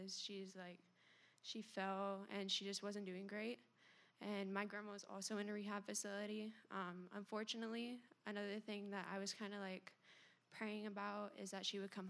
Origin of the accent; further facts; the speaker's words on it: Melbourne, Florida, United States; I was born here in Florida, in Melbourne. Grew up in a Christian home